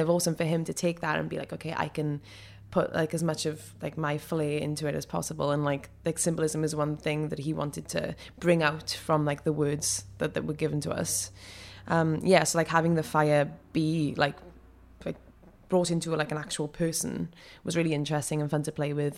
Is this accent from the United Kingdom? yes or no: yes; Rhondda Valleys, Wales, United Kingdom; accent: Welsh; moved away as an adult; also born or lived in New York; I'm from the Rhondda Valleys